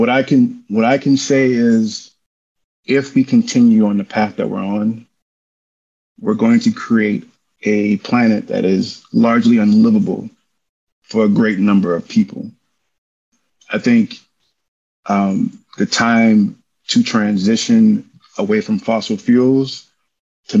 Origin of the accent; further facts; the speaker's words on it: Cancer Alley, Louisiana, United States; from Louisiana, I'm from Cancer Alley